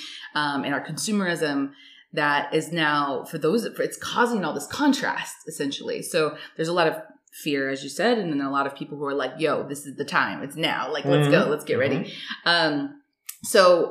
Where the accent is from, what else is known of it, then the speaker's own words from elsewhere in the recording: United States; As an American